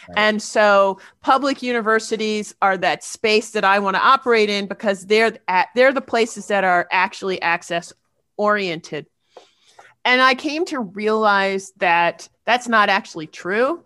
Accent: United States; I'm a black person, I'm an academic, I'm an American

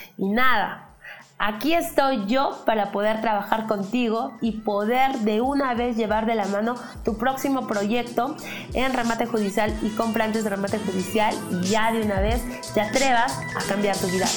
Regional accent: Peru; como buenos peruanos que somos

